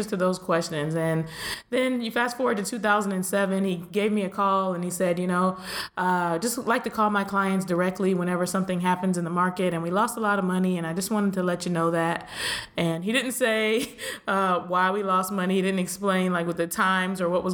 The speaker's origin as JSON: {"language": "English", "region": "Pennsylvania", "country": "United States", "also_born_or_lived": "Miami", "moved": "as an adult", "said": "I'm from Pennsylvania."}